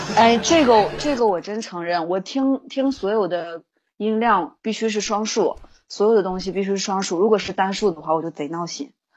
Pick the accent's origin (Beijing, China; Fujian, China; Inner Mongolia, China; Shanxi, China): Inner Mongolia, China; Baotou; 内蒙古包头